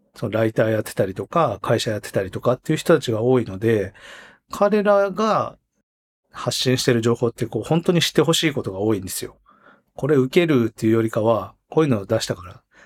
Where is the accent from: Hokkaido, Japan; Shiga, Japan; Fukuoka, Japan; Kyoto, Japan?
Hokkaido, Japan; now in Tokyo, Japan; 僕は北海道生まれで今東京住んでて